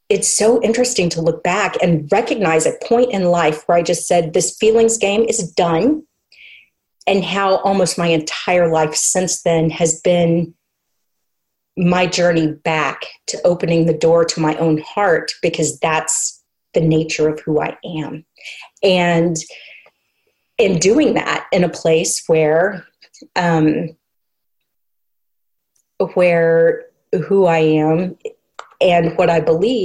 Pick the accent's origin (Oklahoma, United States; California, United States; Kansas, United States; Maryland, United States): Oklahoma, United States; I came back to Oklahoma after college, and I'd been going, before I went to college, I'd been going to an Episcopal church in my hometown